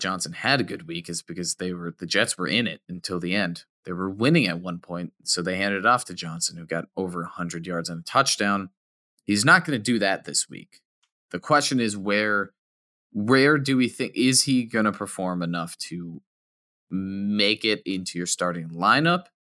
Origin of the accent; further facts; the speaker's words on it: United Kingdom; accent: British; It's my accent. My British accent's annoying.